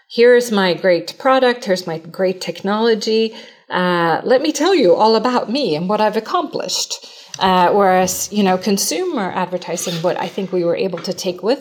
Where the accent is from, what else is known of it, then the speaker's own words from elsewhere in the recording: Sweden; moved away; you know, I came from Sweden, I started working in the US.